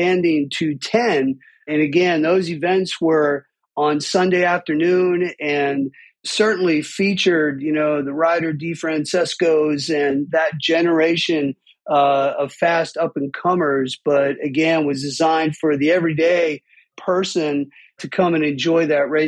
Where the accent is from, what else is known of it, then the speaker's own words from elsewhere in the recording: Pittsburgh, Pennsylvania, United States; I grew up in Pittsburgh with two passions, music and dirt bikes